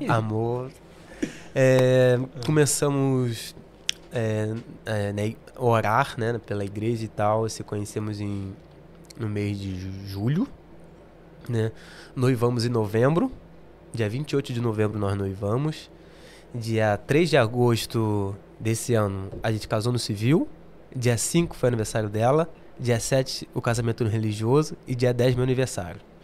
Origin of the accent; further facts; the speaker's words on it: Rio de Janeiro, Brazil; accent: carioca; moved away as an adult; now in England, United Kingdom; criado mesmo no Rio